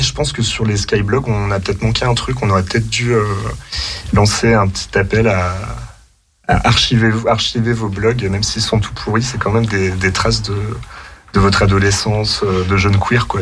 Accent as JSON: {"language": "French", "town": "Chambéry", "region": "Auvergne-Rhône-Alpes", "country": "France", "also_born_or_lived": "Lyon", "said": "je viens de Chambéry"}